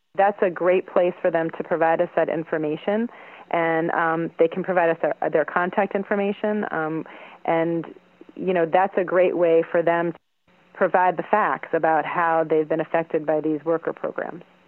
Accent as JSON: {"language": "English", "country": "United States", "said": "I'm an American woman in STEM"}